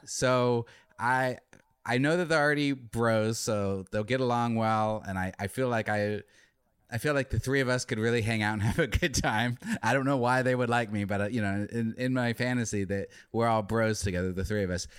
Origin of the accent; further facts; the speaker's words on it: Arizona, United States; now in Los Angeles, United States; I'm, I'm from Arizona